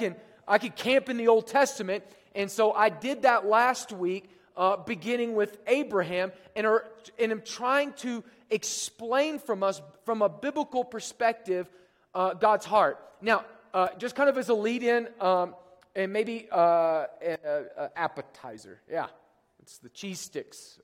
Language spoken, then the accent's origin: English; Oklahoma, United States; I'm from Oklahoma.